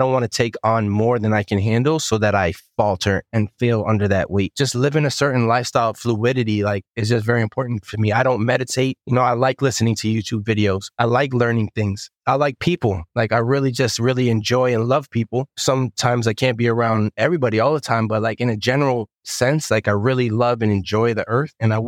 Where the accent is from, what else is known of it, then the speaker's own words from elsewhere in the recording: New York City, New York, United States; Where I grew up in Bensonhurst, like, the mob was all around us.